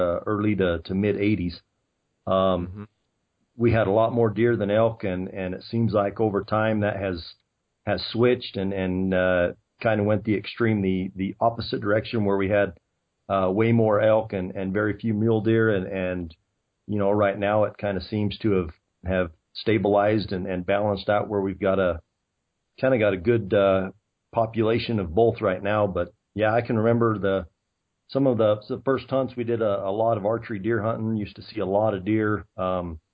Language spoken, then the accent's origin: English; Heber, Arizona, United States; I was born and raised in the thriving metropolis of Heber, Arizona